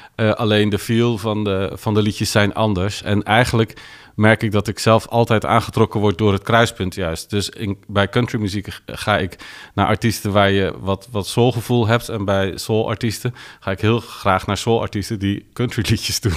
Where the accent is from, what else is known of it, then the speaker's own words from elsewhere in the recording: Netherlands; want ik kom uit Nederland.